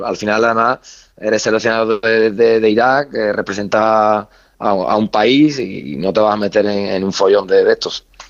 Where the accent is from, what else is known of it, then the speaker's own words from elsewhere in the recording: Andalusia, Spain; moved away as an adult; now in Baghdad, Iraq; yo que soy andaluz